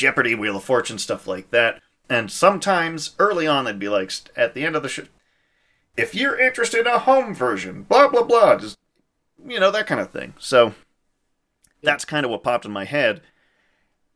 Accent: Saskatchewan, Canada; now in Calgary, Canada; I'm from Saskatchewan originally

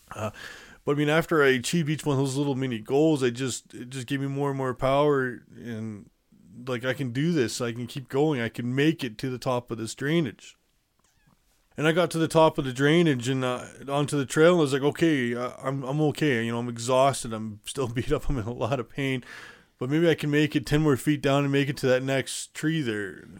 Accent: Calgary, Alberta, Canada; shipped me off to my hometown, Calgary

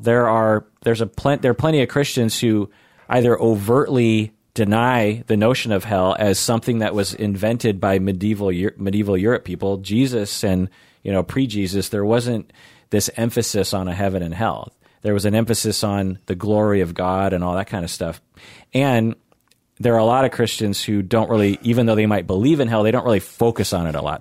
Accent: Seattle, Washington, United States; I'm a Seattleite

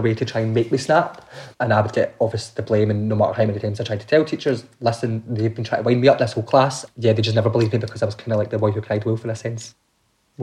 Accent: Glasgow, Scotland, United Kingdom; I grew up in Glasgow in a kind of housing estate

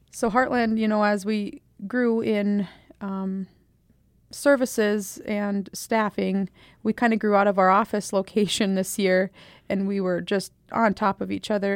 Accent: Eagle Butte, South Dakota, United States; also born or lived in Buffalo, South Dakota; I grew up in the Eagle Butte, Dupree, South Dakota area

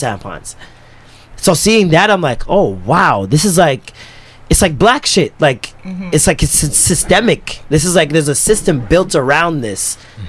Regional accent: Jamaica; as a Jamaican, as a Christian, like I was raised in church

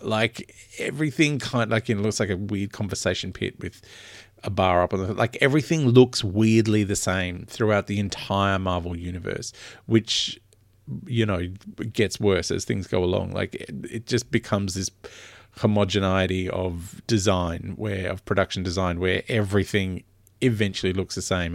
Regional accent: Australia; I'm very Australian

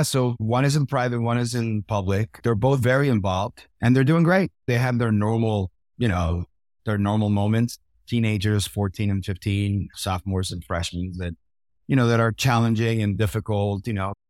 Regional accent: Puerto Rico; I grew up in Puerto Rico

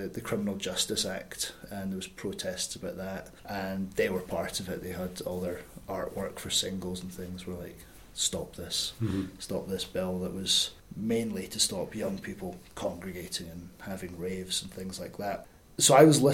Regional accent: Scotland, United Kingdom; moved away; I'm definitely a Scottish writer. There's a lot in my writing and in my voice that is Scottish

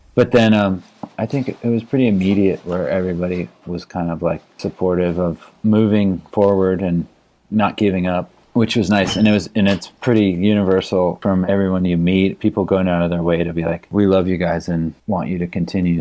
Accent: Palo Alto, California, United States; I grew up in Palo Alto

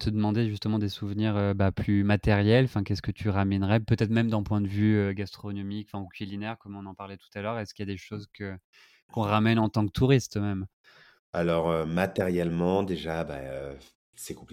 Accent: France; beaucoup de d'avantages aussi en tant que français.

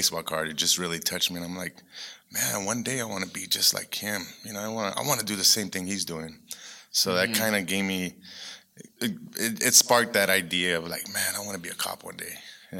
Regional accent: Tucson, Arizona, United States; I grew up in Tucson. Okay. I was actually raised on Old Pascua.

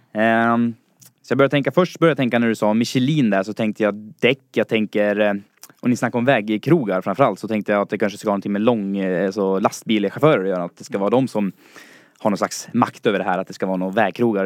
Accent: Falun, Dalarna County, Sweden; moved away as an adult; now in Stockholm, Sweden; jag kommer från Dalarna, från Falun. är 22 år och flyttade hit till Stockholm för att plugga.

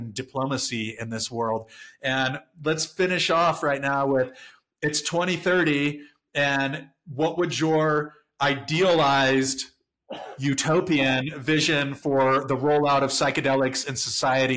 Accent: San Diego, California, United States; Growing up in San Diego, we've got like 3 military bases

